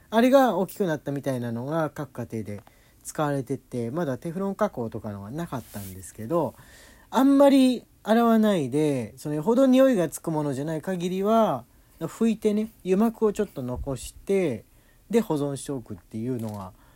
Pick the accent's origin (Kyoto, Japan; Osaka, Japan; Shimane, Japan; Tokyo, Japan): Tokyo, Japan; 俺東京の人間だから